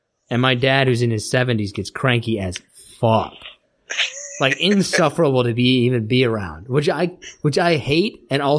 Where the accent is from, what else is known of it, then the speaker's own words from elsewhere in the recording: Kansas, United States; I'm from Kansas.